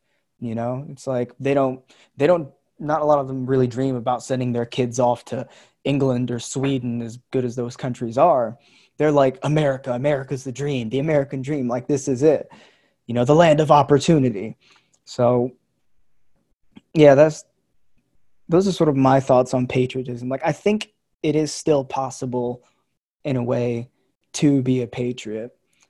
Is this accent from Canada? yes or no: no; Philippines; born there; But, you know, I was born in the Philippines.